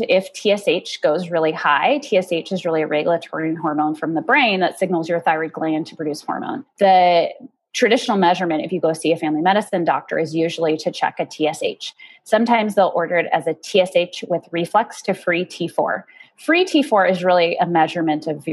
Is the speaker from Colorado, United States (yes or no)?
yes; Golden, Colorado, United States; also born or lived in Boulder; I grew up in Golden, went to college in Boulder